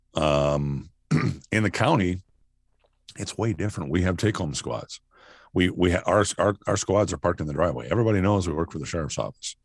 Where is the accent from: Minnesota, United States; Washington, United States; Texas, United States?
Minnesota, United States; Rochester; moved away as an adult; also born or lived in Nebraska; I grew up in Minnesota.